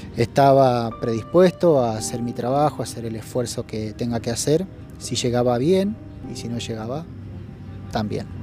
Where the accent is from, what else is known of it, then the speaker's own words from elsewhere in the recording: Rafaela, Santa Fe, Argentina; la ciudad de donde vengo, de Rafaela